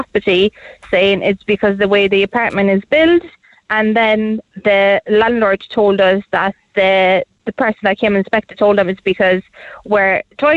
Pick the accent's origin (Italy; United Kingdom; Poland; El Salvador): Poland; now in Ireland; I'm actually originally from Poland